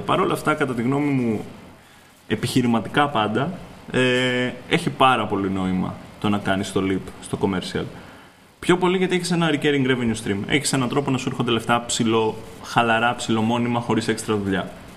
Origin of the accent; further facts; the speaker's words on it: Greece; είμαι Έλληνας, φτιάχνω παιχνίδια